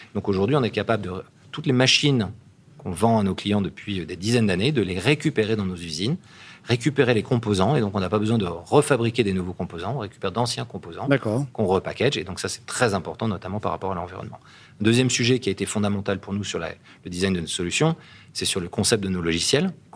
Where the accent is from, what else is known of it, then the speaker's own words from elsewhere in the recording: Gassin, Provence-Alpes-Côte d'Azur, France; moved away as an adult; also born or lived in Paris / California; je suis né à Gassin. Et euh, j'ai fait comme mes études à Paris